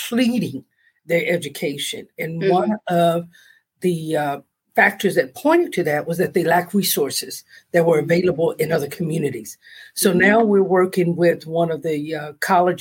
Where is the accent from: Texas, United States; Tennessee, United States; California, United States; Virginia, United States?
California, United States; Los Angeles; I'm a native California, born and raised in Los Angeles